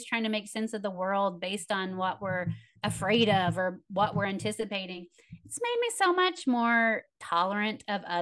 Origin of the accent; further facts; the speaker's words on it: Tennessee, United States; I'm from Tennessee.